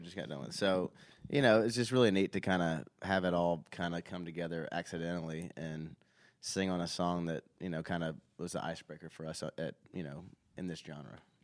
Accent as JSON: {"language": "English", "town": "Nashville", "region": "Tennessee", "country": "United States", "tie": "born or raised there", "said": "I grew up in Nashville."}